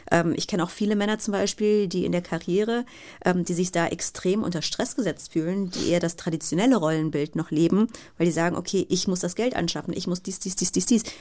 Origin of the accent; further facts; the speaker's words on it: Bergisch Gladbach, North Rhine-Westphalia, Germany; Also ich hatte ein Fernglas, mit dem saß ich dann auch regelmäßig im Garten bei uns in Bergisch Gladbach.